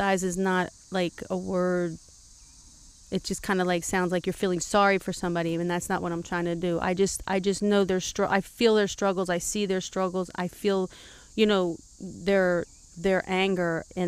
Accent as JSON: {"language": "English", "region": "California", "country": "United States", "tie": "born or raised there", "moved": "yes", "said": "I was brought up diversity in California"}